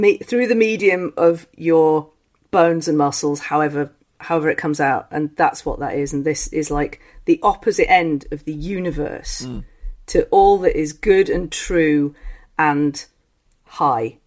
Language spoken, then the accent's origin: English; London, United Kingdom; I'm born in London